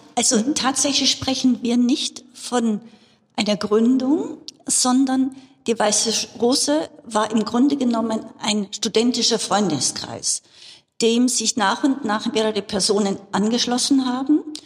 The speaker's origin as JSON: {"language": "German", "region": "Bavaria", "country": "Germany", "tie": "born or raised there", "said": "Ich bin in Bayern aufgewachsen und hier auch zur Schule gegangen"}